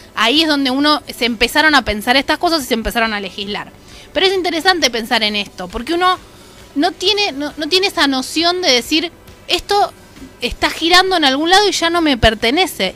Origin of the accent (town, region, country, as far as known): Argentina